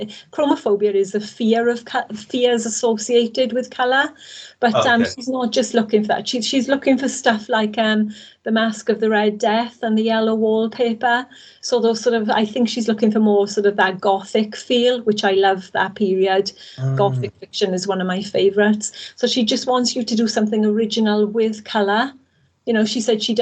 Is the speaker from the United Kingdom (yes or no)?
yes; Wales, United Kingdom; I'm Welsh at the end of the day. I've spent all my life living in Wales